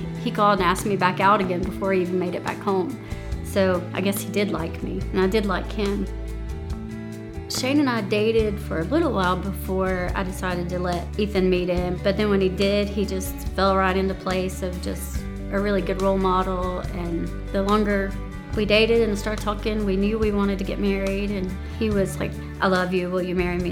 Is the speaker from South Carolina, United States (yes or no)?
yes; Chesnee, South Carolina, United States; also born or lived in Spartanburg, South Carolina; I was born in Spartanburg, South Carolina, but I lived and grew up in Chesney, South Carolina